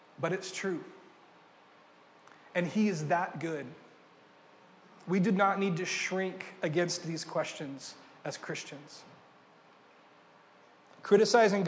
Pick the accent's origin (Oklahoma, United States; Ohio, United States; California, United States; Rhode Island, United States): California, United States; Ventura; moved away as an adult; also born or lived in Pennsylvania; I'm from Ventura, about 3 hours north of here